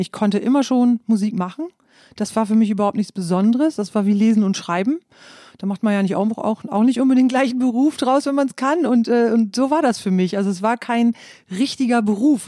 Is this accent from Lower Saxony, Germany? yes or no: yes; East Frisia, Lower Saxony, Germany; moved away; ich bin ja in Ostfriesland aufgewachsen